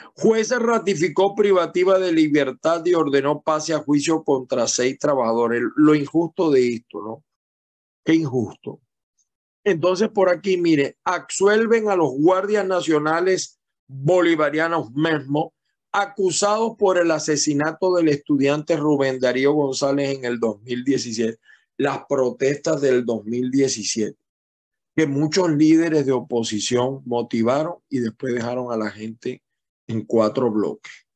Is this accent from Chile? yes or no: no; Venezuela; now in United States; Somos latinoamericanos, somos venezolanos fundamentalmente